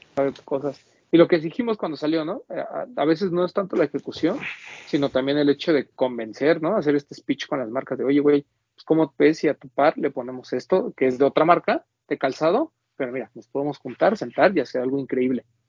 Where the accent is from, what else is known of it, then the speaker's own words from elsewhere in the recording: Mexico; como mexicano